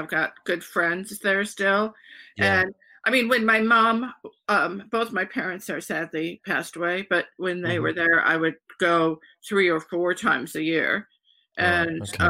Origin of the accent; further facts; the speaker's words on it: Detroit, Michigan, United States; moved away; I'm originally from Detroit